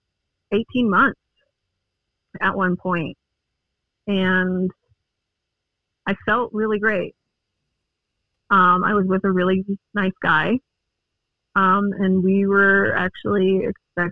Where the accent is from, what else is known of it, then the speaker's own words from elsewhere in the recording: Longmont, Colorado, United States; also born or lived in Greeley, Colorado; I'm a Colorado native. I was born in Greeley, and I've lived in the Longmont area the rest of my life since I was 3 years old